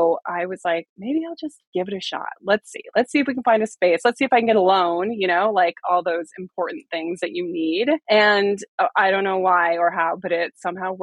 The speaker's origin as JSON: {"language": "English", "region": "Connecticut", "country": "United States", "tie": "born or raised there", "also_born_or_lived": "Rhode Island", "moved": "yes", "lives_now": "Maine, United States", "said": "I grew up in Connecticut and like a small coastal town"}